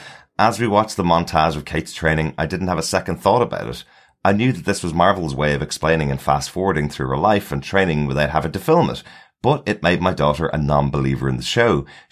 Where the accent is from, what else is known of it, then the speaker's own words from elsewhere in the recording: New York City, New York, United States; now in North Carolina, United States; Although I live in North Carolina now, I grew up in New York City